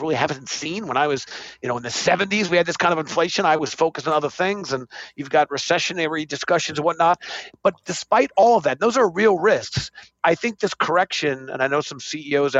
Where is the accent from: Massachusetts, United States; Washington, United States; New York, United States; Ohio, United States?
New York, United States; I'm a New Yorker